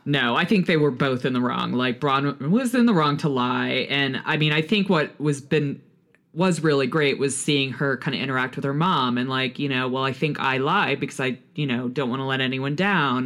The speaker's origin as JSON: {"language": "English", "town": "Houston", "region": "Texas", "country": "United States", "tie": "born or raised there", "said": "speaking as a Texas woman. I grew up in Houston"}